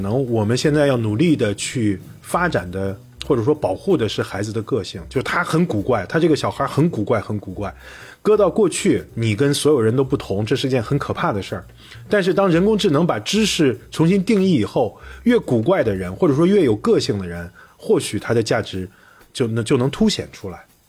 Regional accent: China; 那根据我们中国人说法是，直到他生下来才开始。

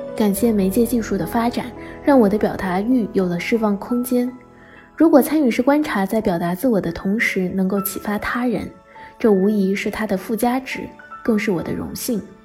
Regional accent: southeast coast, China; moved away as an adult; also born or lived in Beijing; 我从小在东南沿海的一座小城长大，后来去帝都完成了本科学业

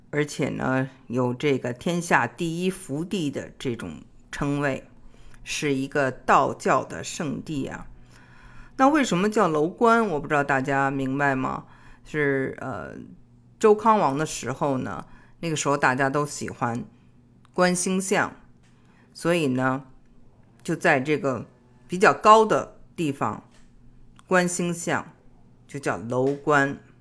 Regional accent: Beijing, China; also born or lived in Xi'an, Shaanxi; 我本人就是出生在西安，两岁以后搬到的北京。

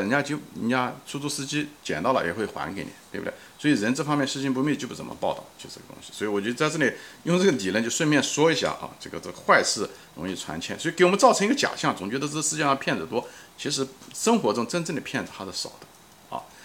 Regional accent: China; 从小也在中国长 大

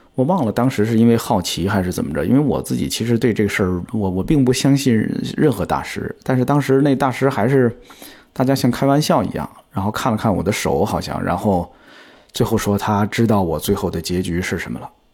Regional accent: China; 我的家乡其实是在 天津跟河北交界的一个地方， 所以我从小就见过很多乡村里边的葬礼

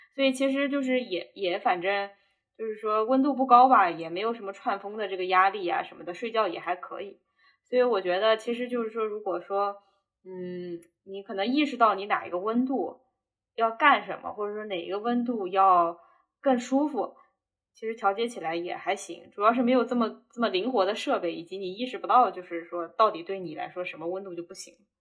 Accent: southern China, China; 我又是在南方长大的

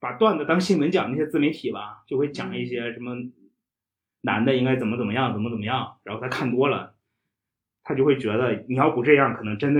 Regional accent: Shandong, China; moved away; 我是山东人。 嗯， 我是山东人。

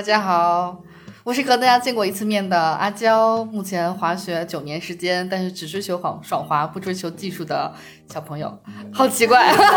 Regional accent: Northeast China, China; 我们学校没有，因为我们学校比较小，但是滑冰基本上是从小东北的小朋友们都会的这个基本课程之一

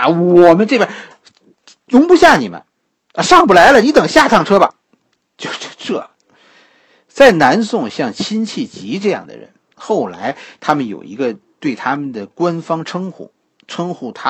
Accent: China; 我们中国人啊

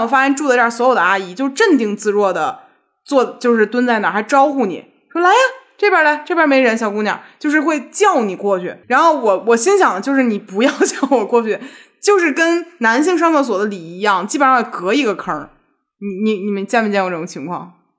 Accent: Beijing, China; 小的时候就是在胡同附近长大的嘛，对于生活在老北京胡同里的人而言

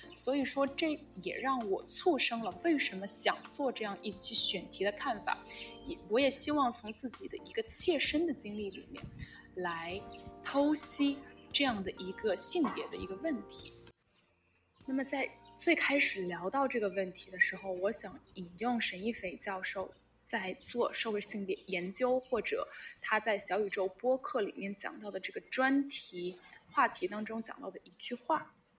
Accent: China; 碰到一个也是大陆来的朋友

